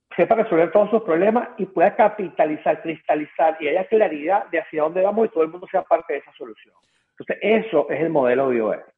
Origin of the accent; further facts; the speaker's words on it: Venezuela; accent: Venezuelan; now in United States; yo soy venezolano